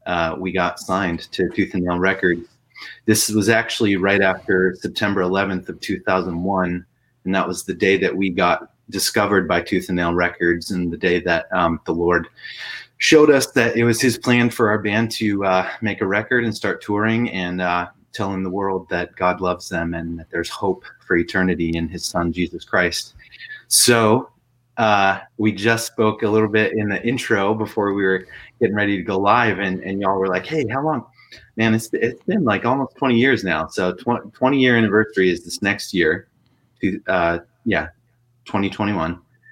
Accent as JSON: {"language": "English", "town": "Ridgefield", "region": "Connecticut", "country": "United States", "tie": "born or raised there", "also_born_or_lived": "Oregon", "said": "Yeah, in a small town in Connecticut called Ridgefield."}